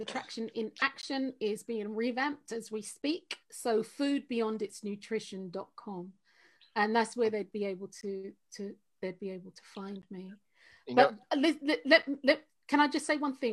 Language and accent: English; London, United Kingdom; moved away; I'm from Tottenham. I'm from North London